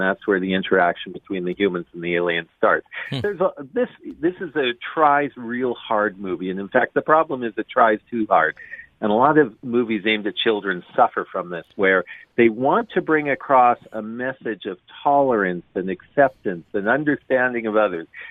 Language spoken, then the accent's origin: English; Western Canada, Canada; I'm from Western Canada